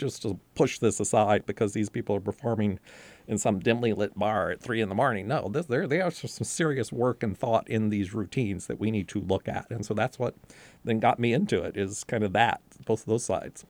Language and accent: English; North Carolina, United States; I was growing up in North Carolina